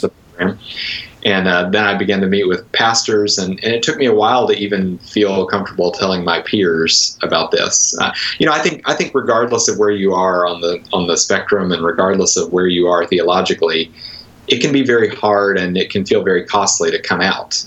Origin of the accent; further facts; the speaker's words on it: Conway, Arkansas, United States; moved away; also born or lived in Wheaton, Illinois; I, I, grew up near Little Rock in a, a, place called Conway